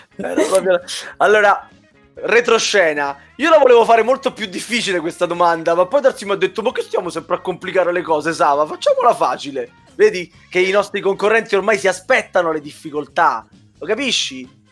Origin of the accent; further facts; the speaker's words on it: Southern Italy, Italy; io sono il terrone fra di voi